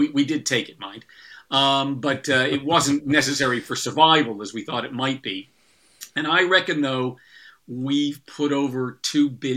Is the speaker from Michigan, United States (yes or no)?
no; Chicago, Illinois, United States; moved away as an adult; also born or lived in Wales, United Kingdom; now in United Kingdom; I'm originally from Chicago.